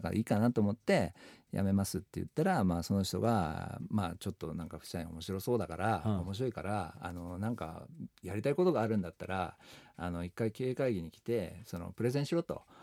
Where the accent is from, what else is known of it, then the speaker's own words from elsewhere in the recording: Shimane, Japan; moved away as an adult; also born or lived in Osaka; 出身は島根県